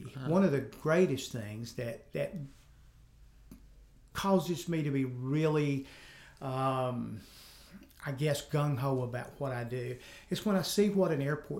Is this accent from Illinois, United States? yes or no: no; Selmer, Tennessee, United States; also born or lived in Vero Beach, Florida; now in Jackson, United States; I went to school in McNair County, moved there, but it was my parents' home, so we actually moved back there. I was born in Vero Beach, Florida, but came back as a small child. Went to school in Selmer.